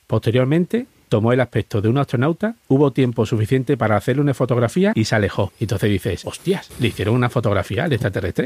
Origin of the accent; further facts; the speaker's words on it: Rociana del Condado, Andalusia, Spain; paisano allí de mi pueblo